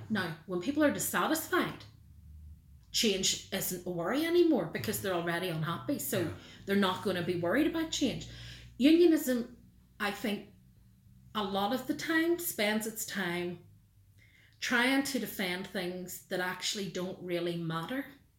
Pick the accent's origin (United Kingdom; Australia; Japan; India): United Kingdom; Northern Ireland; I was born in Northern Ireland. I am proud of my British and Irish identity. I feel enriched by having both.